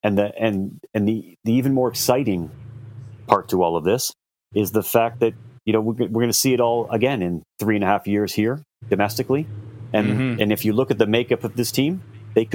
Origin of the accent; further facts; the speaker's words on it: Canada; as a Canadian